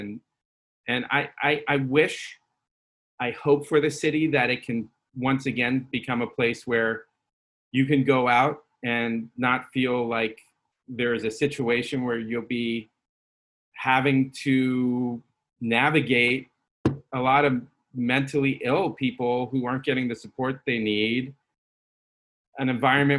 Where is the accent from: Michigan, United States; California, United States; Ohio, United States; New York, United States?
California, United States; San Francisco; moved away as an adult; now in Los Angeles, United States; I was born at Mount Zion Hospital